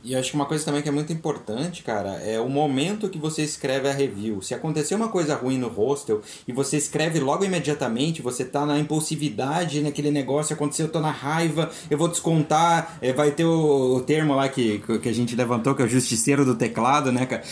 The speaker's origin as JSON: {"language": "Portuguese", "country": "Brazil", "said": "Eu sou brasileiro inteira"}